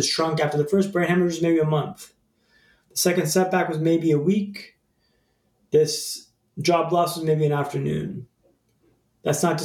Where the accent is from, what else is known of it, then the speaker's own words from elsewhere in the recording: Vancouver, British Columbia, Canada; moved away as an adult; also born or lived in London; Vancouver, my hometown, when I lived in London